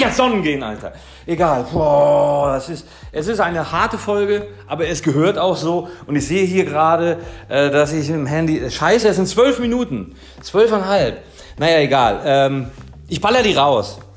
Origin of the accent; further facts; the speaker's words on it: Kiel, Schleswig-Holstein, Germany; moved away as an adult; now in Marbella, Spain; ich komme ursprünglich aus Kiel. Ich lebte dort mein Leben lang und bin vor vier Jahren nach Marbella gekommen